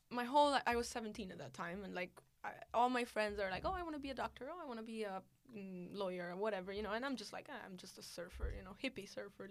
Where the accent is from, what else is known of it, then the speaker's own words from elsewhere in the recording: India; born there; because I'm Italian, but born in India